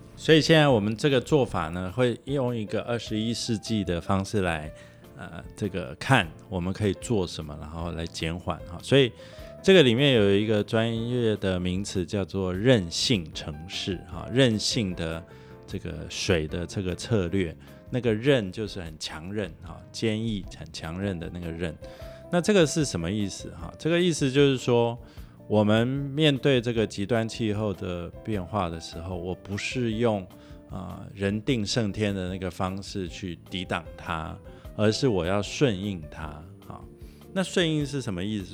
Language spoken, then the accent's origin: Chinese; Taiwan; 我们台湾人也很，很，在这种条件下也生活了这么久